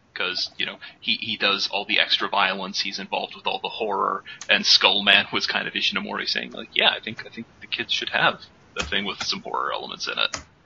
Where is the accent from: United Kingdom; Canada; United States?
United States; as an American